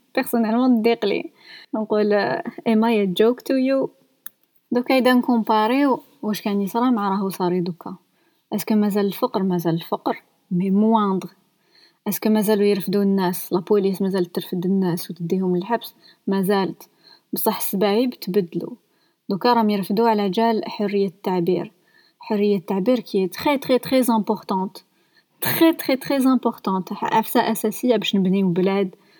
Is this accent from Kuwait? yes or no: no; Algeria